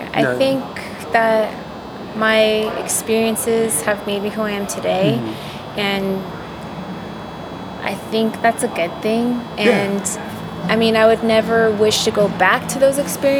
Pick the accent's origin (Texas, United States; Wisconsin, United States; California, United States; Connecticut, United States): California, United States; Los Angeles; Los Angeles.